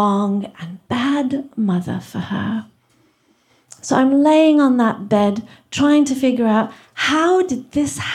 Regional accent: England, United Kingdom; also born or lived in Kenya; now in United States; We moved from India to Kenya, where I was born, and then from Kenya to England, where I got my accent. It's not fake. And then from England to America, where I live now.

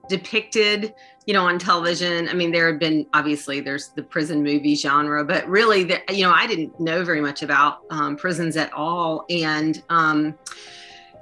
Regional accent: Eastern North Carolina, United States; moved away as an adult; also born or lived in Florida / Cedar Falls, Iowa; now in Iowa, United States; I grew up in Eastern North Carolina

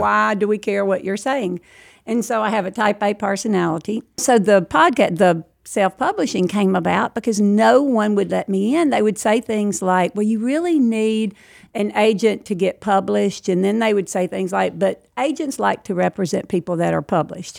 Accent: outside Lake Providence, Louisiana, United States; also born or lived in Alsatia, Louisiana; I was raised twenty minutes outside of Lake Providence

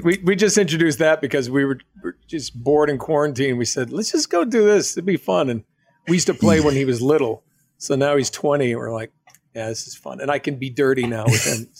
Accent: New England, United States; also born or lived in Boston; I'm from New England

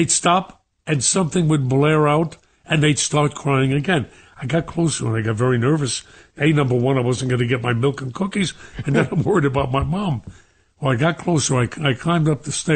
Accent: New York City, New York, United States; also born or lived in Bermuda; growing up in Brooklyn

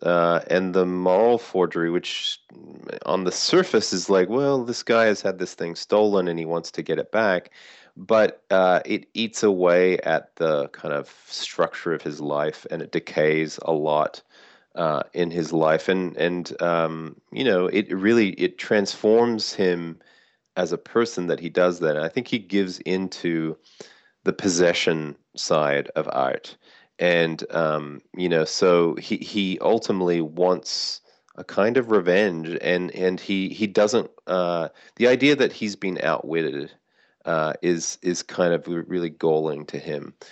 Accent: Sydney, New South Wales, Australia; moved away as an adult; now in United States; I grew up in Sydney. I've lived in the States for, you know, most of the last twenty-five years.

